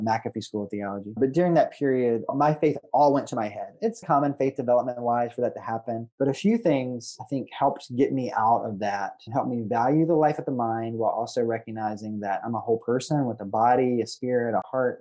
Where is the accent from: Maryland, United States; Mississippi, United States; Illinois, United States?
Mississippi, United States; moved away as an adult; also born or lived in Birmingham, Alabama; the things about mississippi that are often louder in terms of stereotypes are very true in my hometown